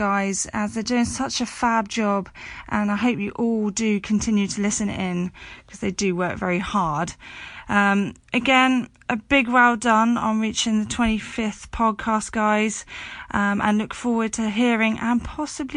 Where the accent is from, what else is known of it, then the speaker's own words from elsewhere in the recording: Hereford, West Midlands, United Kingdom; now in Bournemouth, United Kingdom; I am not a London girl. I am originally from Hereford